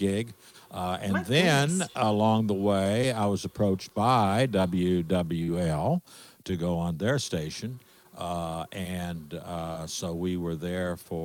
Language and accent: English; Dallas, Texas, United States; moved away as an adult; also born or lived in Lafayette, Louisiana; now in New Orleans, United States; I'm from Dallas originally